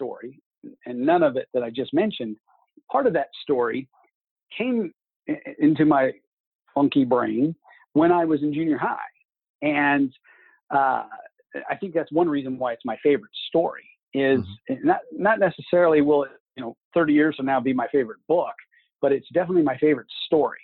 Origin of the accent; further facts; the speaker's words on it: Kansas City, Missouri, United States; now in Kansas City, Kansas, United States; I am from outside of Kansas City, Missouri, and now I live outside of Kansas City, Kansas.